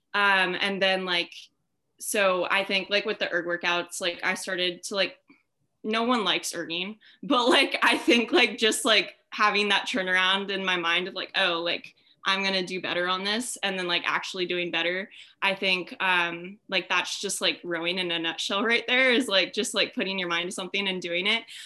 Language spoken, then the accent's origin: English; Orange County, California, United States; I'm from Orange County, California